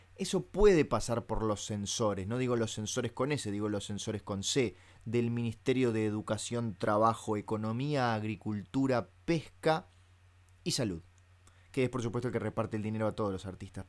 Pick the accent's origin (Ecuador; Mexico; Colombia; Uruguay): Uruguay; yo soy uruguayo. Y como buen uruguayo